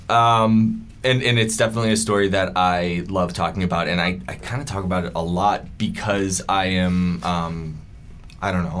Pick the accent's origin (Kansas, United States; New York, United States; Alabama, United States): New York, United States; Buffalo; moved away; growing up in Buffalo